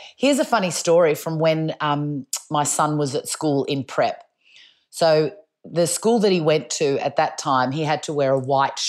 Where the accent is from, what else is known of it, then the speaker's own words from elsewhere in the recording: Melbourne, Victoria, Australia; I wear a lot of black, but I'm from Melbourne, so that's in my DNA.